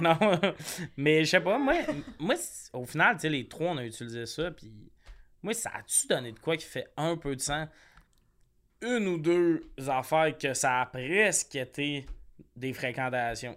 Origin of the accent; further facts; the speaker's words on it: Quebec, Canada; now in Montreal, Canada; moi, genre, je viens du Lac-Saint-Jean